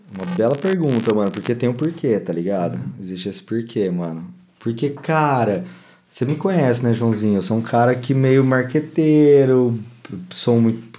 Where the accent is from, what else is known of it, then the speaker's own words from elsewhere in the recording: São Paulo, Brazil; eu nunca saí de São Paulo